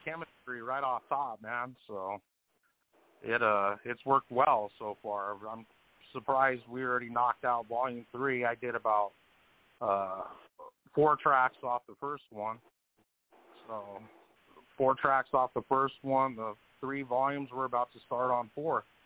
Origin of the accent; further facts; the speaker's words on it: Colorado, United States; I'm from Colorado